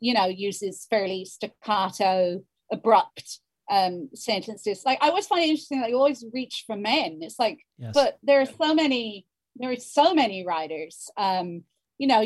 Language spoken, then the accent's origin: English; Ireland; accent: Hiberno-English; first language Hiberno-English; my mother tongue is the Brno English.